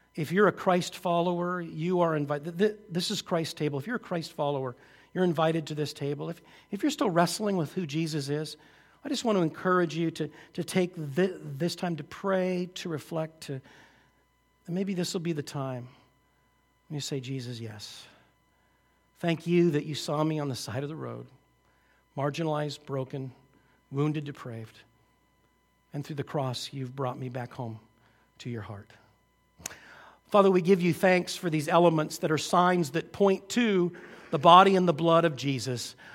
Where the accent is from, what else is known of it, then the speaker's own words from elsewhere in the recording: just outside Seattle, Washington, United States; I grew up just outside Seattle